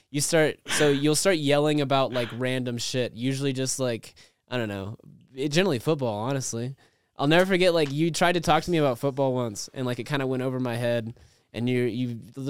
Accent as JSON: {"language": "English", "town": "Amarillo", "region": "Texas", "country": "United States", "tie": "born or raised there", "said": "I grew up in Amarillo, Texas, and there was no dubstep in Amarillo, Texas"}